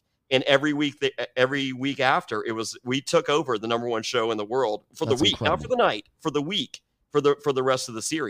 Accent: Danville, Virginia, United States; I grew up in Danville and the Greensboro Coliseum was 45 minutes from my house.

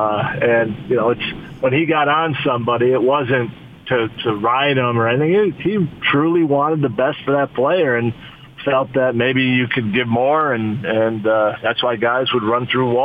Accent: Chicago, Illinois, United States; I grew up in Chicago watching him play, you know, when he was back in the day with the Bulls

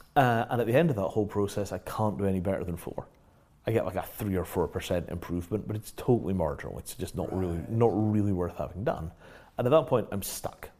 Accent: Scotland, United Kingdom; moved away as an adult; also born or lived in Yorkshire / London; the first part of my life, I grew up in Yorkshire. Yeah second part of my life, I grew up in Scotland

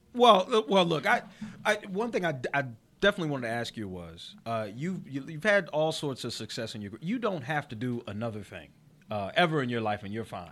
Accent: Chester, Pennsylvania, United States; I'm actually from Chester, Pennsylvania

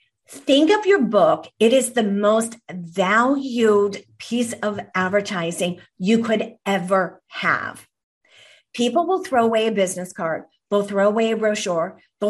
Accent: Ireland; And I am Irish myself.

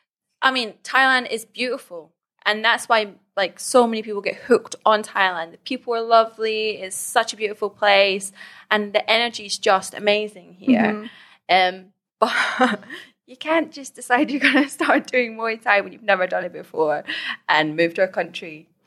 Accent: Scotland, United Kingdom; Because basically, I'm half Scottish, half Iranian.

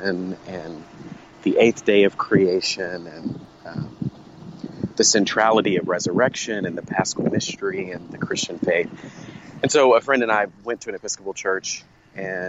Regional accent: Fort Worth, Texas, United States; I grew up in Fort Worth, Texas

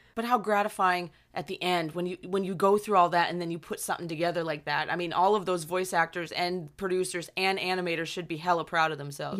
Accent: Pittsburgh, Pennsylvania, United States; we're hometown buddies. We're Penguins fans 'cause we're both from the Pittsburgh area.

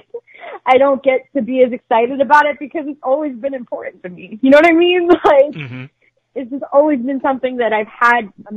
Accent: Philadelphia, Pennsylvania, United States; I'm actually from Philadelphia

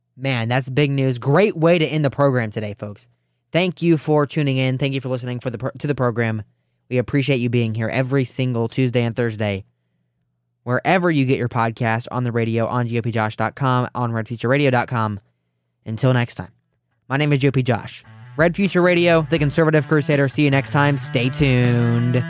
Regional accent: Ohio, United States; Ohio, my home state

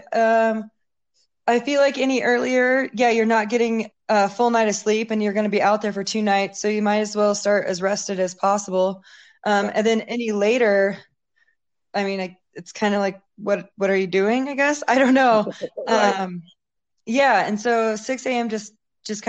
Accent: Washington, United States; now in Silverton, United States; I grew up in Washington State, pretty much directly between Portland and Seattle, like a tiny, like little, like logging community

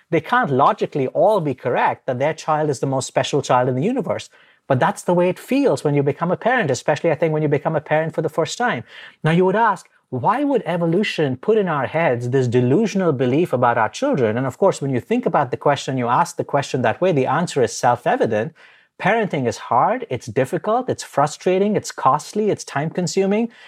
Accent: India; moved away; I grew up in India

